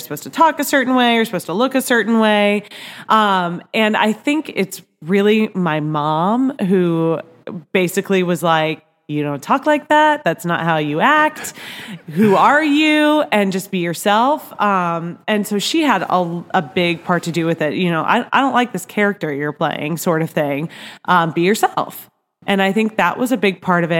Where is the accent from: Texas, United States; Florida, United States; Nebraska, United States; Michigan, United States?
Nebraska, United States; now in Kansas City, United States; I grew up in Nebraska